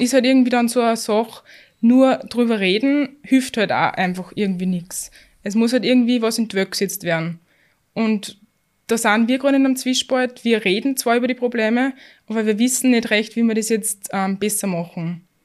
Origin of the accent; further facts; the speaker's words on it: Austria; wir sind in, bei uns in Österreich in keinem schlechten Bildungssystem